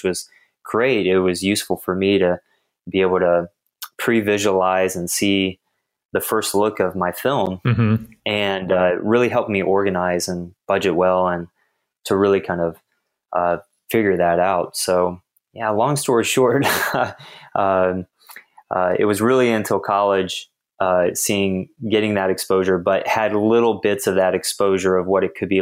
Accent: Houston, Texas, United States; born and raised in Texas, grew up in Houston specifically

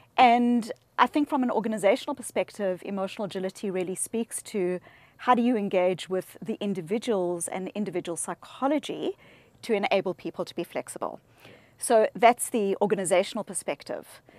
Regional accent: South Africa; I grew up in South Africa

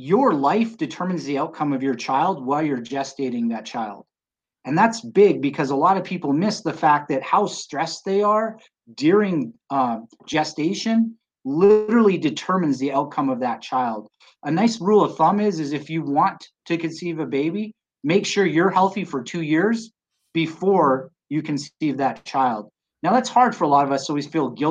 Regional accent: British Columbia, Canada; now in Colorado, United States; I grew up in British Columbia, Canada

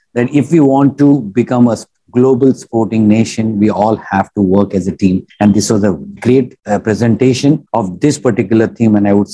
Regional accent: India; I'm an Indian

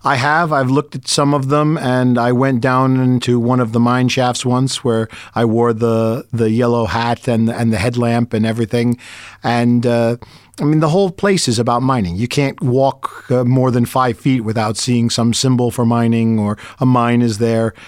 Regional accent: United States; as an American

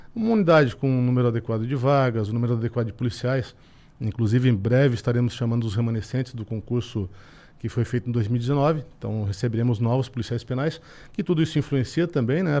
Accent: Araranguá, Santa Catarina, Brazil; eu sou aqui de Araranguá, então, do ladinho

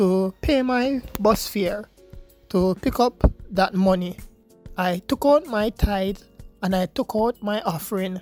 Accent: Jamaica; I am from Jamaica, a university student in Jamaica.

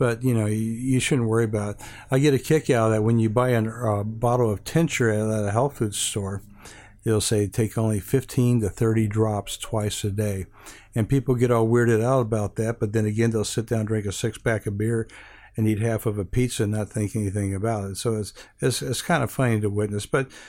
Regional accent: Hawaii, United States; Well, initially, growing up in Hawaii, I was first attracted to Chinese herbs in the Honolulu Chinatown.

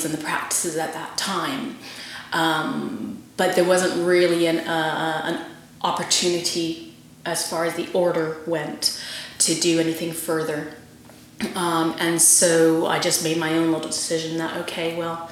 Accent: Vancouver, British Columbia, Canada; moved away as an adult; also born or lived in Guildford, England; now in England; born and raised in Vancouver, Canada. Moved to England in 2007

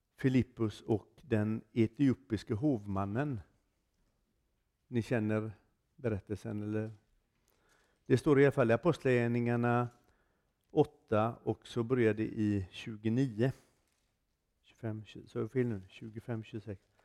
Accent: Gothenburg, Västra Götaland, Sweden; Jag kommer ifrån Göteborg i Sverige.

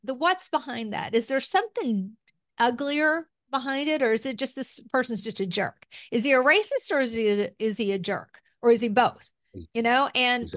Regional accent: Appalachia, United States; accent: Southern; moved away as an adult; also born or lived in Tennessee / Kentucky / Washington; I grew up in Appalachia

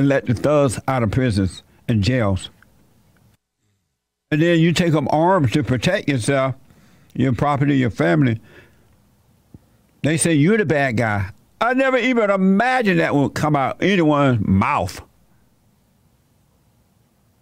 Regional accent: Dixie, the South, United States; I was born in Dixie

